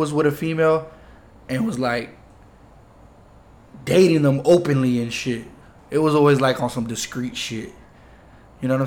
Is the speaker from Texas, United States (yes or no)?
no; Florida, United States; also born or lived in New York; We're from Florida.